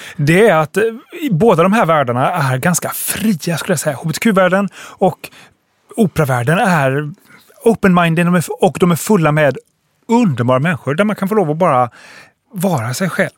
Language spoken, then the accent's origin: Swedish; Halmstad, Halland County, Sweden; Jag växte upp i Halmstad